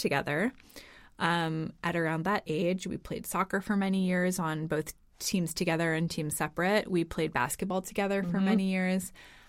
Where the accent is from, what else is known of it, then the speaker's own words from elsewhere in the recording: United States; moved away as an adult; now in Copenhagen, Denmark; We are both American.